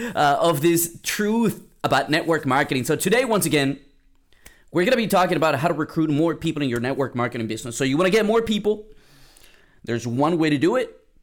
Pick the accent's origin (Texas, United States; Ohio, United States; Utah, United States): Texas, United States; San Antonio; moved away; I'm from San Antonio, San Antonio, Texas. I went back home for Mother's Day